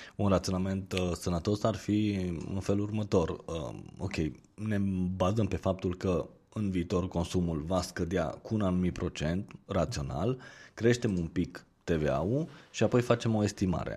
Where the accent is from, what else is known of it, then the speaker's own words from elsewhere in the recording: Romania; noi ca și români